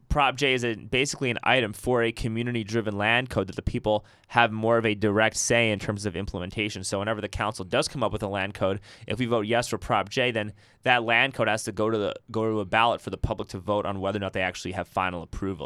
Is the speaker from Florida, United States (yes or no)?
no; New York City, New York, United States; now in Austin, United States; I grew up in Riverdale in the Bronx